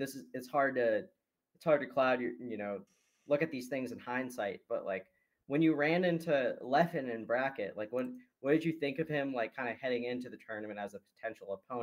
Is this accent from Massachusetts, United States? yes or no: yes; Massachusetts, United States; I grew up in Massachusetts